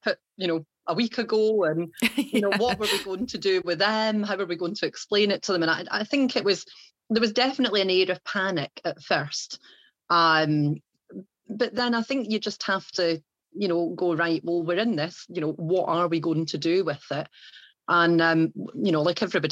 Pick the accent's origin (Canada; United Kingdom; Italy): United Kingdom; England; also born or lived in Ayrshire, Scotland; now in Wrexham, United Kingdom; as you will tell from the accent, I am originally from Ayrshire in Scotland, although I have grown up most of my time down in England.